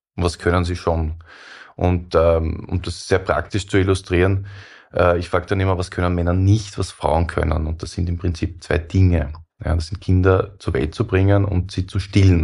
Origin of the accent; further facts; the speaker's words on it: Austria; wir, die wir äh, mehr als Österreicher sind